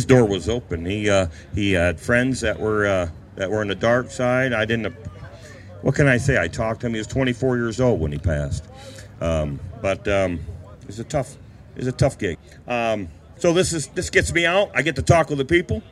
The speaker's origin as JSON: {"language": "English", "town": "Apalachin", "region": "New York", "country": "United States", "tie": "born or raised there", "also_born_or_lived": "Owego, New York", "said": "I grew up in Apalachin."}